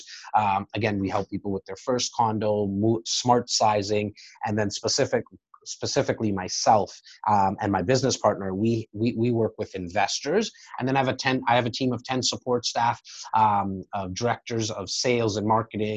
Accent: Toronto, Ontario, Canada; I'm born and raised in Rexdale

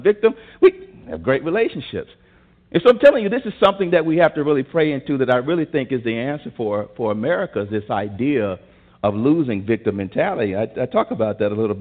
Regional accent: Tuscaloosa, Alabama, United States; I'm from Tuscaloosa, Alabama, and I grew up in kindergarten, first and second grade, where the school system was still segregated

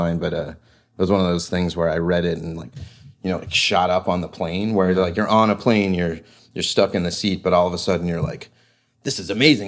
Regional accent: East Coast, United States; growing up on the East Coast

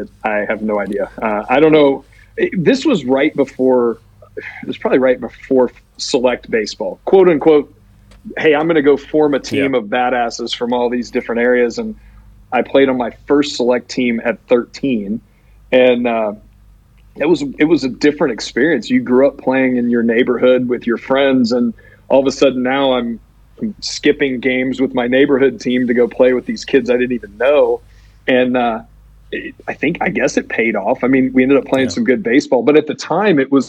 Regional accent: Houston, Texas, United States; I grew up in Houston with the Astros.

